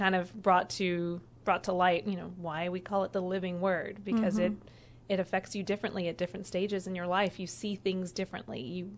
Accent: Alabama, United States; also born or lived in Georgia; I grew up in the Deep South in Alabama and Georgia, and we had a lot of Southern Baptists around us

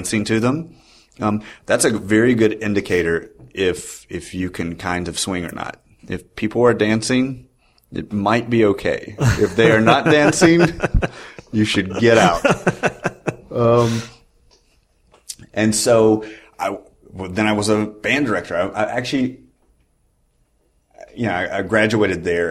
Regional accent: Moultrie, Georgia, United States; moved away as an adult; also born or lived in Knoxville, Tennessee; now in New York, United States; I grew up in Moultrie, Georgia, a very tiny town in South Georgia

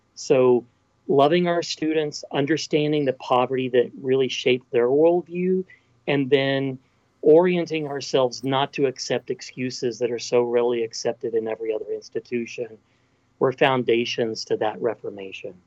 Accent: Texas Panhandle, United States; also born or lived in Athens, Ohio; I was born and raised in the Texas Panhandle

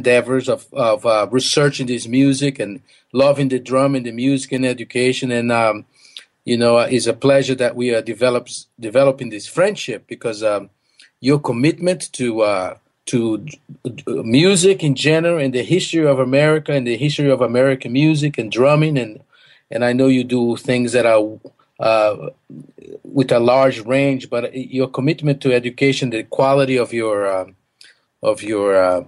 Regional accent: Recife, Pernambuco, Brazil; English is a second language; moved away; also born or lived in Boston / Mississippi; I was born in Brazil in a little city, not too little, it's actually a big city, Recife

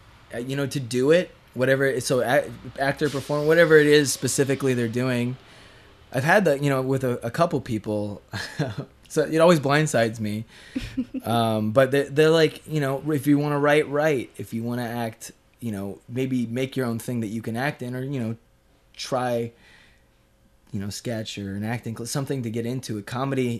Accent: Leeds, Yorkshire and the Humber, United Kingdom; born there; I'm 24 and I was born in Leeds.

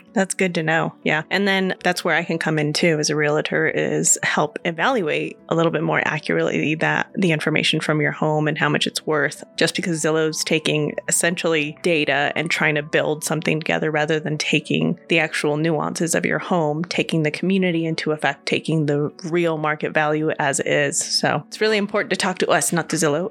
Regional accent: California, United States; now in Colorado Springs, United States; I'm from California

